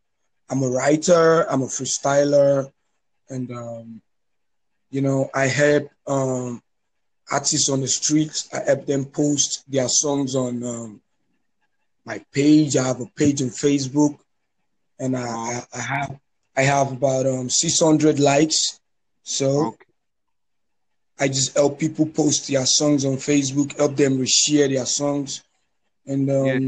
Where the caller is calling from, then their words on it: Lagos, Nigeria; I'm calling you from Lagos, Nigeria.